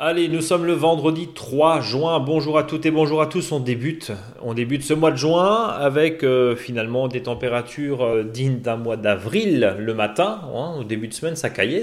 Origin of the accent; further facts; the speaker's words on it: Alsace, Grand Est, France; chez nous en Alsace